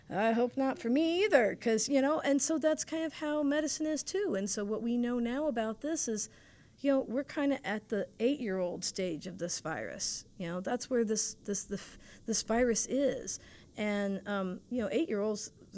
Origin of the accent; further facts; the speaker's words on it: Fort Lauderdale, Florida, United States; I am from South Florida, Fort Lauderdale, Florida. Um, the water, the ocean, boats, canals, palm trees, salt, water, breezes, um, international people, wonderful food. Sunshine.